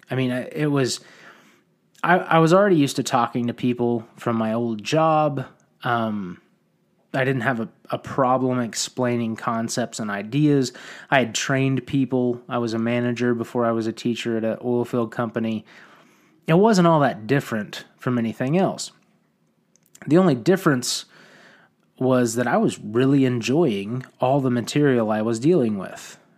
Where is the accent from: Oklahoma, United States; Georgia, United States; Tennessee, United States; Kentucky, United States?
Oklahoma, United States; I wanted to move back to my hometown and be a positive influence on the community I wanted to raise my children in.